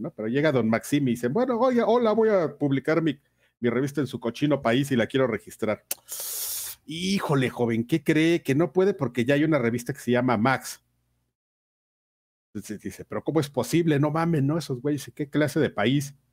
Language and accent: Spanish; Mexico; Porque somos mexicanos, güey, y somos bien gandallas, así.